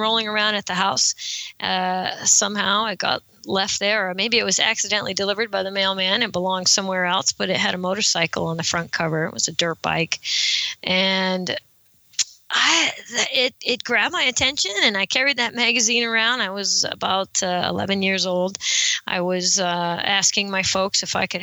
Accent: Monterey County, California, United States; I am from Monterey County in California

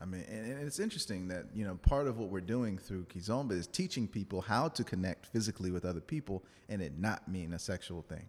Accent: New Orleans, Louisiana, United States; I was born in New Orleans. My family's from Louisiana

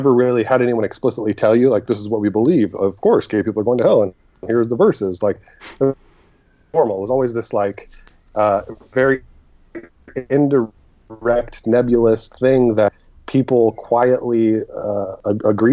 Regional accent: Egypt; moved away; I was born in Egypt

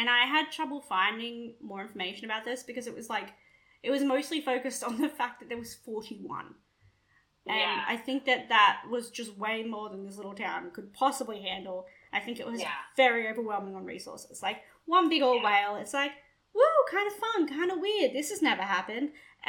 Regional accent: Australia; As Australians

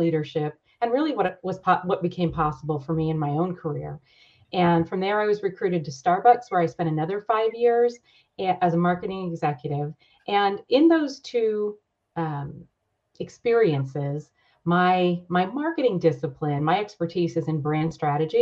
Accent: Rochester, New York, United States; moved away as an adult; also born or lived in San Diego; originally from New York, grew up in upstate New York in Rochester, where it's really cold

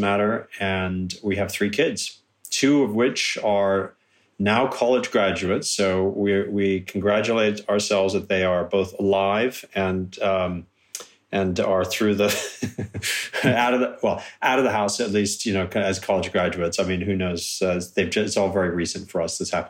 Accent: California, United States; born there; moved away as an adult; now in United Kingdom; No, I was born in California, but then just before turning 21, I moved to the UK

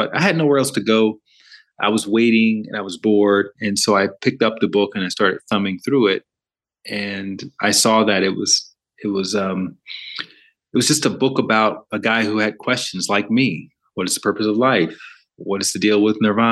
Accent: Alabama, United States; moved away as an adult; also born or lived in New York City / Los Angeles; I grew up in the South, in the southern part of America, in Alabama

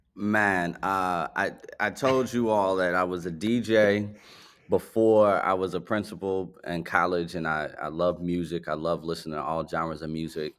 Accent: Chicago, Illinois, United States; I actually grew up on the south side of Chicago.

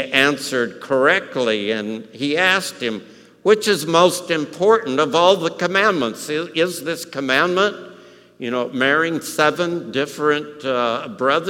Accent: El Paso, Texas, United States; I grew up in El Paso.

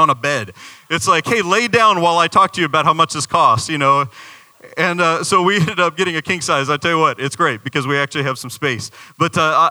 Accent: Arizona, United States; now in Florida, United States; I'm from Arizona.

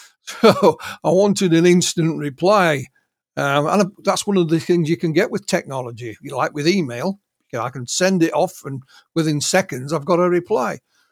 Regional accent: Yorkshire and the Humber, United Kingdom; Me being a Yorkshireman, we're often accused of being, you know, careful with our money.

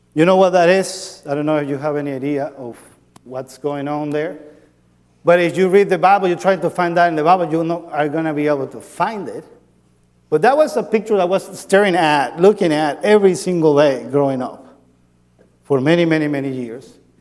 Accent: Andes, Venezuela; moved away; I grew up in, in Venezuela. I'm from Venezuela

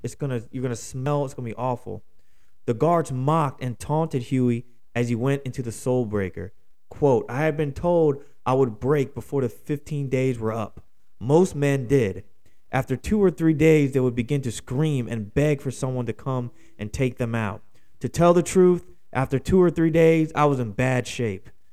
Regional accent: Philadelphia, Pennsylvania, United States; my hometown of Philadelphia, Pennsylvania

